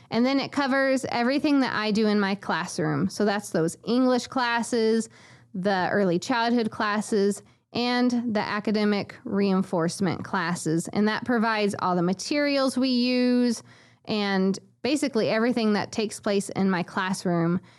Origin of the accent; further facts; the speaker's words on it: McLeansboro, Illinois, United States; moved away as an adult; also born or lived in Honduras; my hometown of McLeansboro, where I grew up my whole life